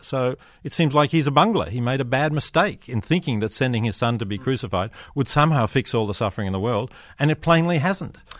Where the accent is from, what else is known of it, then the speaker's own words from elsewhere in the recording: Australia; I come from Australia, you know, there's seasonal droughts